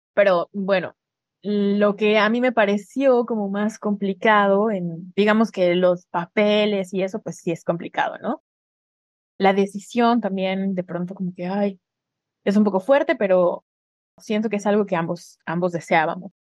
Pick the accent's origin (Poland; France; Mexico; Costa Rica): Mexico; moved away as an adult; Yo sí era alguien en mi país